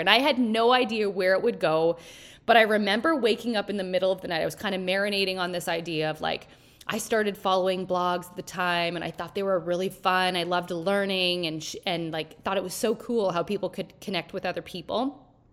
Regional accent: small hometown in Ontario, Canada; also born or lived in Timmins / Toronto; we were both from the same small hometown

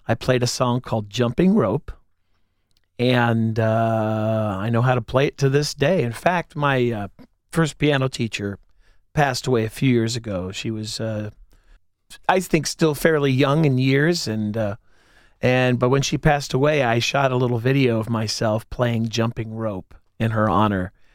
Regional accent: Whitehall, Ohio, United States; also born or lived in Clintonville, Columbus; I grew up in Whitehall

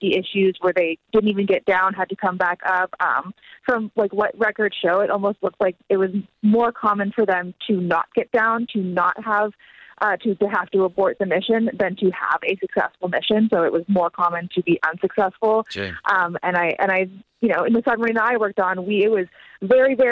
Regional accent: Hawaii, United States; I grew up in Hawaii

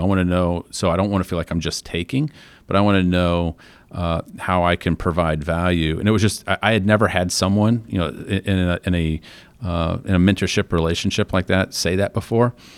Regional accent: Flint, Michigan, United States; moved away; I was from Flint, Michigan

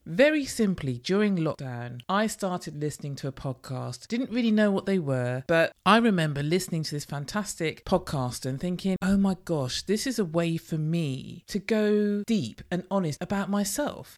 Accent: London, United Kingdom; I am in London from London

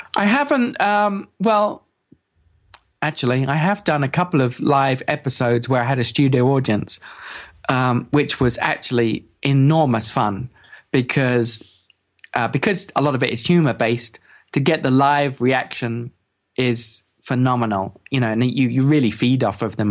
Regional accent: England, United Kingdom; I'm from England

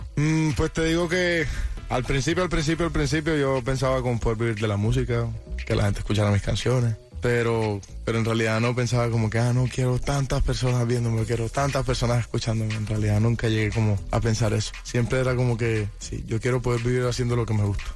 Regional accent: Caribbean coast, Colombia; de donde yo soy, de la costa de Colombia

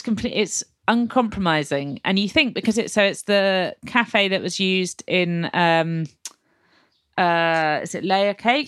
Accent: England, United Kingdom; I am, I'm afraid English

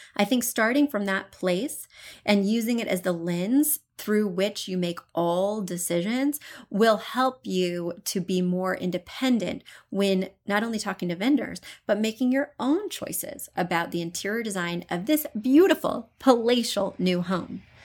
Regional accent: Columbia, Missouri, United States; moved away; I come from Missouri, but not even from a rural area. I'm from an urban, well, Columbia, Missouri, pretty urban part of the state

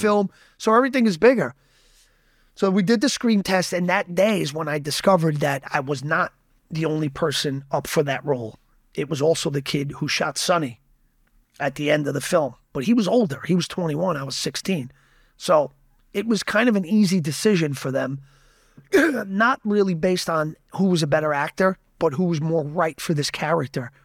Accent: Yonkers, New York, United States; It's a neighboring city to where I'm from. I'm from Yonkers

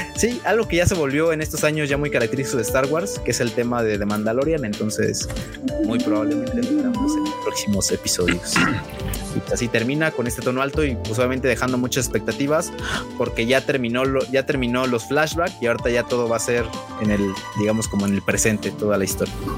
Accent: Naucalpan, State of Mexico, Mexico; Vengo de Naucalpan

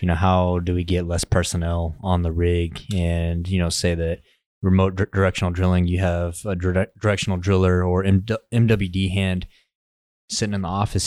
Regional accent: West Texas, United States; I'm from West Texas.

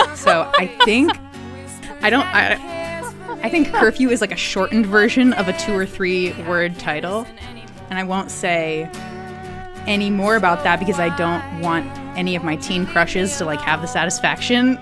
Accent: Hopkinton, Massachusetts, United States; I grew up in a um, suburb outside of Boston called Hopkinton

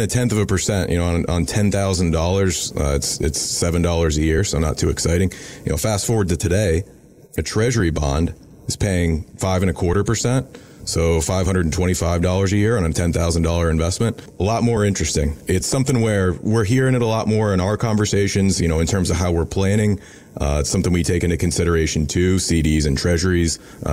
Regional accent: Irmo, South Carolina, United States; So I grew up in Irmo, South Carolina

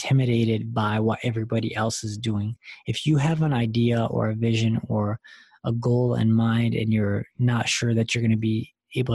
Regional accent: Dearborn Heights, Michigan, United States; moved away as an adult; also born or lived in East Lansing, Michigan; now in Boston, United States; I'm actually from a small, decently sized town called Dearborn, Michigan, Dearborn Heights, Michigan. I grew up there, was born and raised there

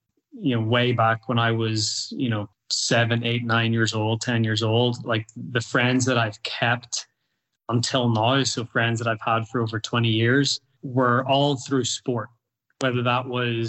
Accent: Northern Ireland, United Kingdom; now in United States; one thing I would say about youth sports in the US compared to when I grew up or where I grew up

